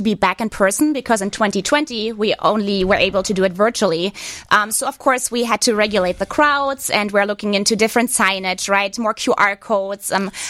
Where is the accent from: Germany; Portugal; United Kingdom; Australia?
Germany; Northern Germany; accent: thick accent; English is a second language; now in Chicago, United States; So I'm from the north of Germany.